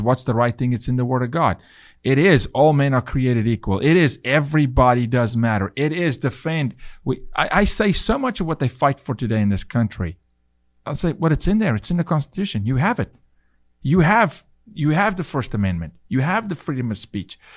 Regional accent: South Africa; now in United States; it was really difficult for me to become a citizen 'cause I was from South Africa

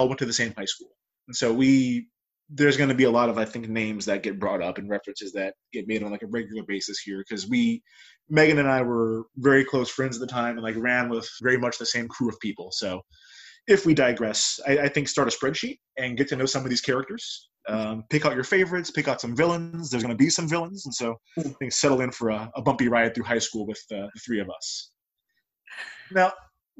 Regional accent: California, United States; moved away; I'm from California originally

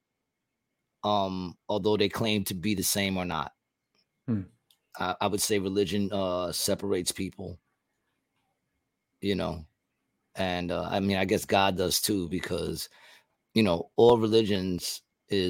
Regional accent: United States; I love being an American

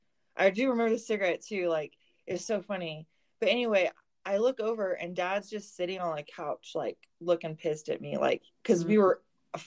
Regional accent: Colorado, United States; also born or lived in Georgia, United States; I basically say I got to back to Colorado as quick as I could because, dad moved us here and he was like, hey, look at this wonderful, beautiful state and fall in love and let me tear you away from it and take you back to Texas.

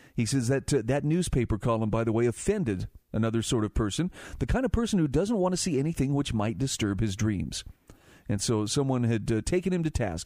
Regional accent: Utah, United States; my home state of Utah

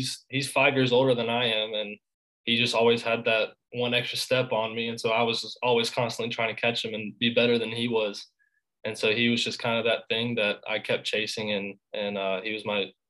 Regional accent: Augusta, Georgia, United States; I'm from Augusta, Georgia.

